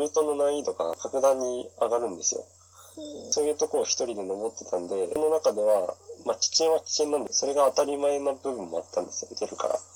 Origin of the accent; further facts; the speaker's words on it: Kanazawa, Ishikawa, Japan; moved away as an adult; also born or lived in Vancouver; 出身は石川県の金沢市です。